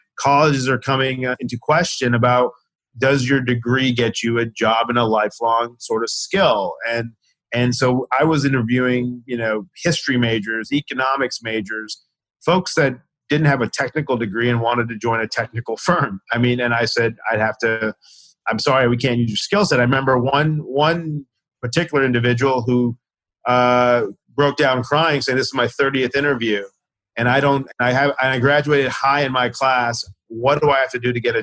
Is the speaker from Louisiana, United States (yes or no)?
no; Owensboro, Kentucky, United States; moved away as an adult; also born or lived in Chicago / Washington, D.C. / New York / San Francisco; growing up in Owensboro, Kentucky